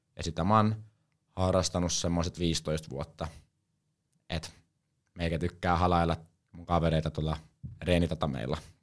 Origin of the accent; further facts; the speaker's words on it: Helsinki, Uusimaa, Finland; now in Savonlinna, Finland; mä oon Helsingistä, eli Hesoist, niin kuin tää päin sanotaan, mutta oikeasti mä oon stadista.